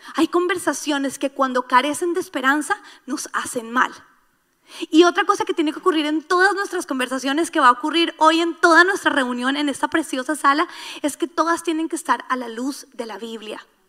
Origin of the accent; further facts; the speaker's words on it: Colombia; moved away; Yo por lo menos soy colombiana